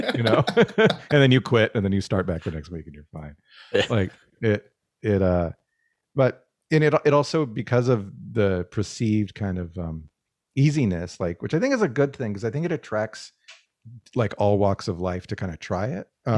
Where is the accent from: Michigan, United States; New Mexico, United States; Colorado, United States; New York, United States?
New Mexico, United States; Albuquerque; now in Canada; I grew up in New Mexico